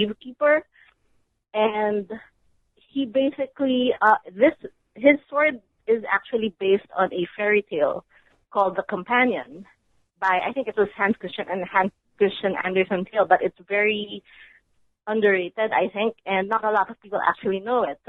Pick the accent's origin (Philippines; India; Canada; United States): Philippines